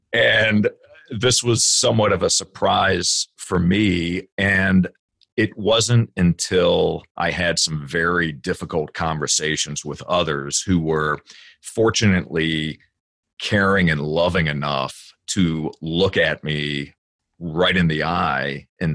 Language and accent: English; Virginia, United States; I grew up in Virginia